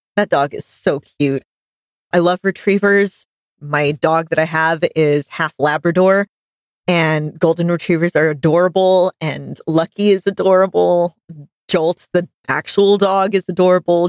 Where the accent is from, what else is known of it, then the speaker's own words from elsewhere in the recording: United States; accent: American; my American accent